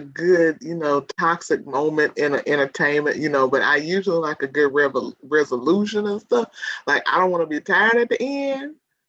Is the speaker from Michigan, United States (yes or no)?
no; Dallas, Texas, United States; I'm from Dallas, born and raised.